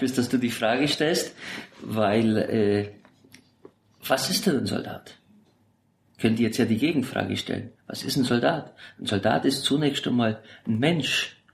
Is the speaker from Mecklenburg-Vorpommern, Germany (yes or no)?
no; Augsburg, Bavaria, Germany; moved away as an adult; also born or lived in Sigmaringen; now in Berlin, Germany; gebürtig aus Augsburg